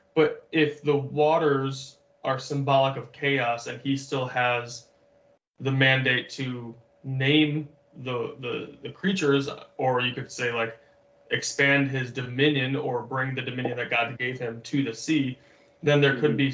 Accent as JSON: {"language": "English", "region": "Michigan", "country": "United States", "tie": "born or raised there", "moved": "as an adult", "lives_now": "Hawaii, United States", "said": "I grew up in Michigan"}